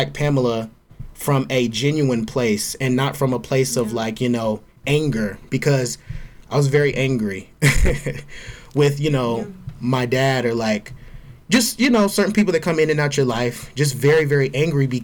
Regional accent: Georgia, United States; as a Black gay man growing up in the South, in Georgia

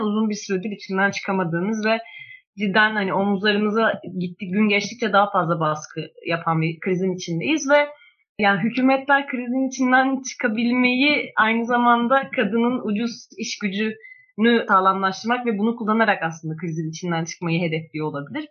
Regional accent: Bursa, Turkey; moved away; ben aynı zamanda Bursalıyım

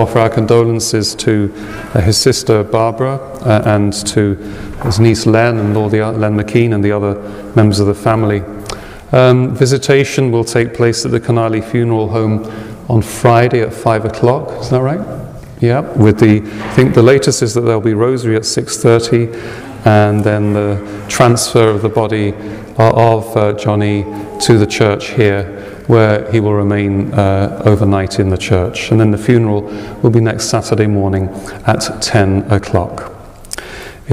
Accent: England, United Kingdom; now in United States; In my home country, it's kept as Remembrance Day today

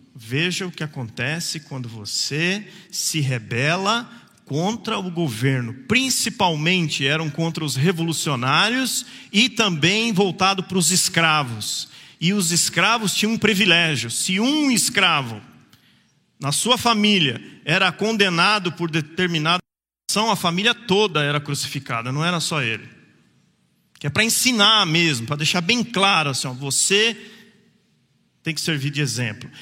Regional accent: Jacareí, São Paulo, Brazil; Quando a mulher perguntou onde você nasceu, eu falei em Jacareí

